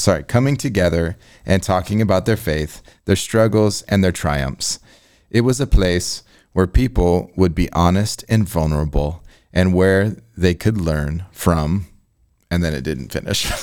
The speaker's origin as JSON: {"language": "English", "region": "Illinois", "country": "United States", "tie": "born or raised there", "said": "I'm a nineties kid from Illinois"}